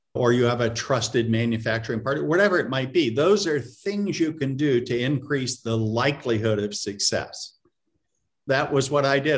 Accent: Florida, United States; moved away as an adult; also born or lived in Massachusetts; I grew up in Florida.

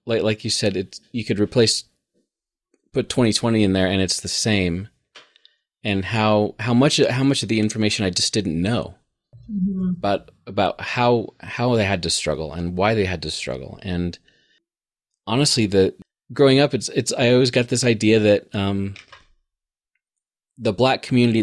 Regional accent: Fort Collins, Colorado, United States; growing up in Fort Collins

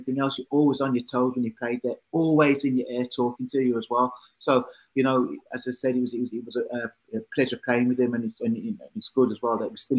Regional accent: Birmingham, West Midlands, United Kingdom; it was my hometown club.

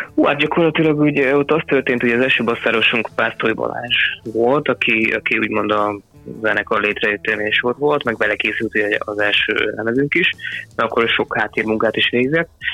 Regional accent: Kecskemét, Bács-Kiskun, Hungary; mi ugye kecskemétiek vagyunk

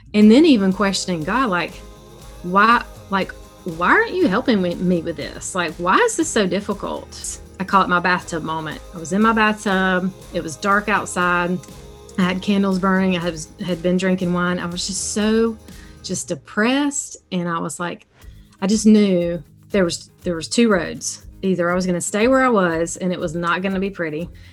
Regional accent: South Carolina, United States; accent: southern; I live in South Carolina, so you can tell a little bit by my accent. I got some southern sound in it

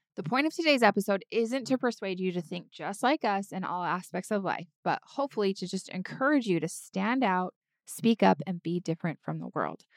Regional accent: United States; now in Southern California, United States; I did grow up in a much more conservative area of the United States of America

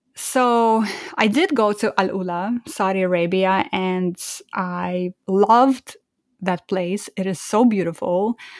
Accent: Almaty, Kazakhstan; moved away; I was born in Almaty, which is the biggest city in the country

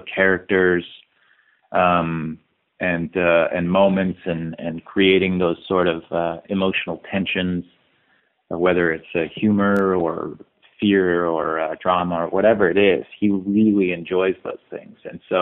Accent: Salt Lake City, Utah, United States; I was a kid from Salt Lake City, Utah

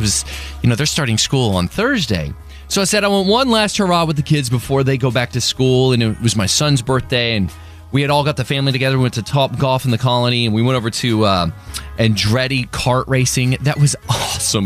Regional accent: DeSoto, United States; moved away; also born or lived in Colorado; I grew up in DeSoto

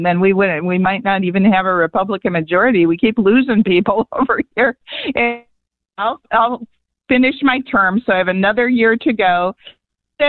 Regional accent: Wisconsin, United States; now in Arizona, United States; I grew up in Wisconsin, right, when there was snow

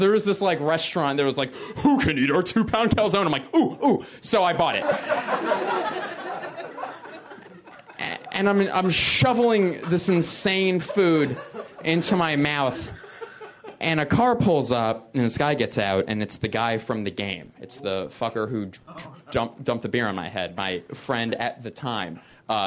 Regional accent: Philadelphia, Pennsylvania, United States; moved away; also born or lived in Boston; I'm originally from Philadelphia, which is in Pennsylvania, which is in the United States

